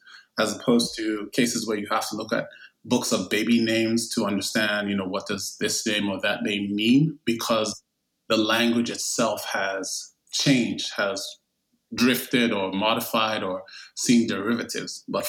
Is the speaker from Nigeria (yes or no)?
yes; Nigeria; also born or lived in United States; And so that's where I grew up. My adolescence and most of my childhood was in Nigeria. I was born in the United States. And then I was taken home as a baby, as an infant. I spent my first 4 years in Nigeria.